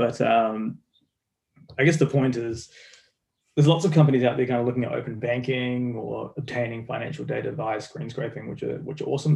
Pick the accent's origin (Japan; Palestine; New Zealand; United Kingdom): New Zealand; As you can tell from my accent, I'm from New Zealand. I'm a Kiwi.